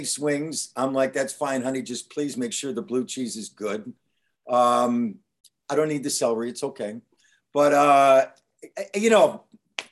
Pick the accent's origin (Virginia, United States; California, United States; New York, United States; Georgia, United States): New York, United States; Buffalo; also born or lived in Long Island, New York; I was born there, grew up in Buffalo.